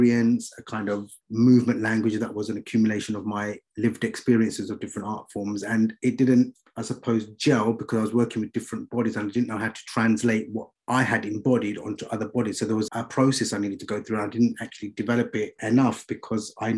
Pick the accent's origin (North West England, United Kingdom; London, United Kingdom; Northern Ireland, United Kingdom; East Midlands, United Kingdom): London, United Kingdom; now in Birmingham, United Kingdom; I grew up in East London